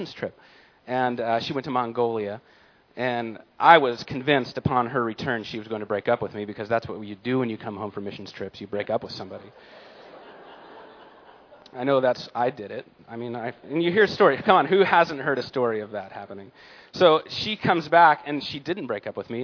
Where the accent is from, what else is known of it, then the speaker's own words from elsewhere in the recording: San Diego, California, United States; I was born in San Diego, California